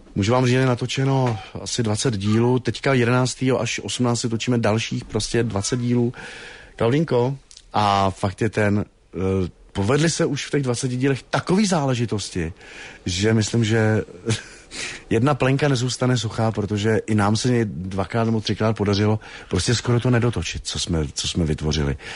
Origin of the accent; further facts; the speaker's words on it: Hradec Králové, Hradec Králové Region, Czechia; vyrůstal jsem vlastně v Osečnici v Orlických horách, v Hradci Králové, východočeský kraj